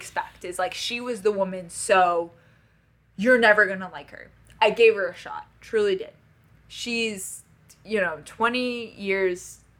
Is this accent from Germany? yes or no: no; Paris, Île-de-France, France; I, born and raised in Paris, France, to a French family, a very wealthy French family.